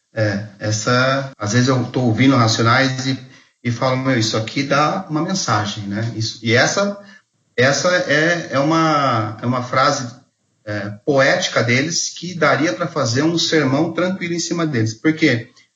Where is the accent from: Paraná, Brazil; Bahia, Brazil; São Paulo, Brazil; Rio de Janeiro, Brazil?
São Paulo, Brazil; Mogi das Cruzes; eu sou de Mogi das Cruzes